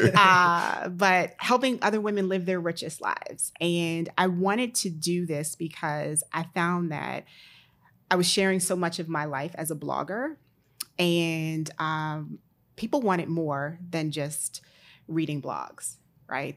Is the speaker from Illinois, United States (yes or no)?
no; Maryland, United States; also born or lived in Pittsburgh, Pennsylvania; I always say I'm from the D C area, actually from Maryland